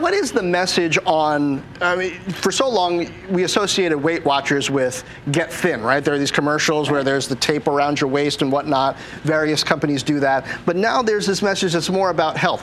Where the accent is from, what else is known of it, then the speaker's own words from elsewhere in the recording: Washington, District of Columbia, United States; My hometown of Washington, D.C